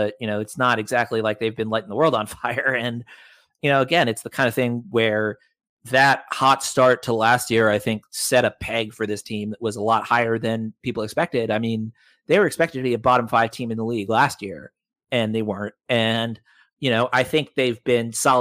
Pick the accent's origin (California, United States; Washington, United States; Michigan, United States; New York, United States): New York, United States; New York City; moved away; I was born and raised in New York City